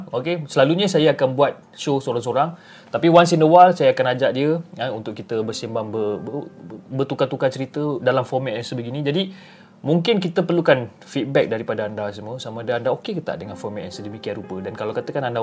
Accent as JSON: {"language": "Malay", "town": "Kuala Krai", "region": "Kelantan", "country": "Malaysia", "lives_now": "Tumpat, Malaysia", "said": "aku berasal daripada Kuala Kerai tapi aku sekarang uh, menetap dekat rumah sewa di Tumpat Kelantan."}